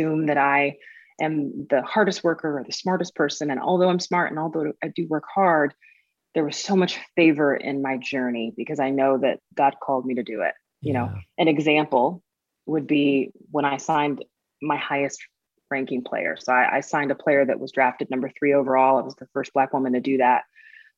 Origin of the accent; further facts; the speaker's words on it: Tulsa, Oklahoma, United States; I'm originally from Tulsa, Oklahoma